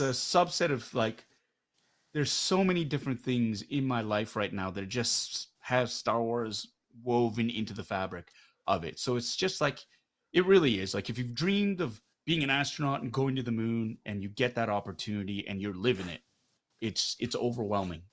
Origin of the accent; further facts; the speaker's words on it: Canada; I am Korean Canadian." More Canadian because this is where I'm, I, this is where I grew up.